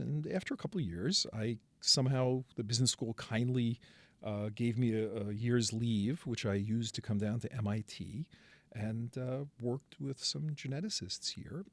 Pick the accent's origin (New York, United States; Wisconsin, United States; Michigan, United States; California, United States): New York, United States; New York City; I come from Brooklyn.